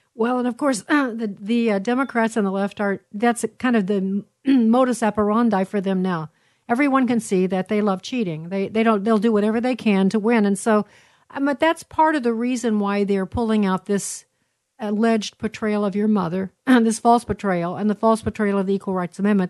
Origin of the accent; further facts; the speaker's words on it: Illinois, United States; this is my home state, Illinois